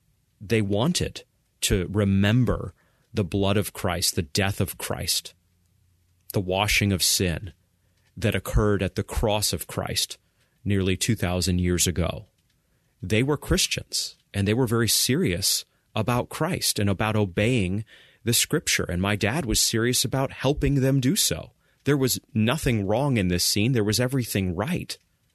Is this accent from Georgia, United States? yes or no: no; Maine, United States; I recall growing up in Maine, and I recall my dad, as a leader in our small Baptist church, going to the nursing home